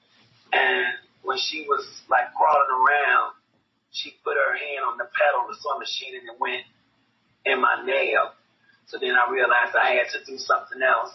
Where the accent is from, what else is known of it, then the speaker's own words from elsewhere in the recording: Chicago, Illinois, United States; also born or lived in Kentucky; I was raised in Chicago. So they took me there when I was about 5 months old.